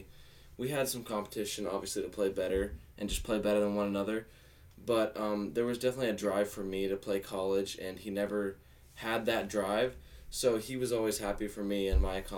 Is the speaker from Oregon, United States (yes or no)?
yes; Hillsboro, Oregon, United States; from Hillsboro, Oregon. I'm a left-handed pitcher, and I went to Liberty High School